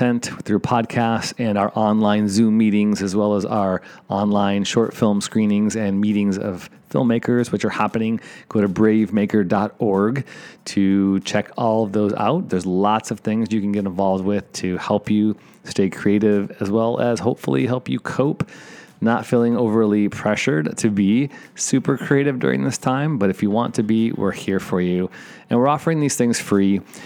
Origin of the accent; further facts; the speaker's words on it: Evanston, Illinois, United States; I'm from Evanston, Illinois